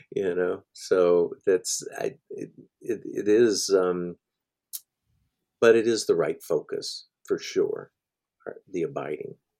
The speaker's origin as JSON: {"language": "English", "region": "Middle Tennessee", "country": "United States", "tie": "born or raised there", "said": "I grew up in Middle Tennessee, um, in the Church of Christ"}